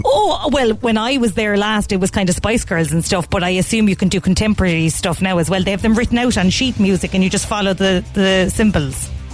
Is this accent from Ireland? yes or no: yes; Cork, Munster, Ireland; we're from Cork